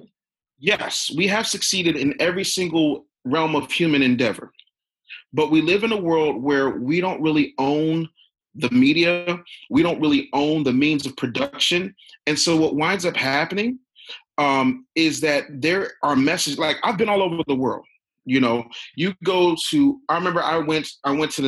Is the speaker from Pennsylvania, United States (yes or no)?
yes; Philadelphia, Pennsylvania, United States; I'm from Philly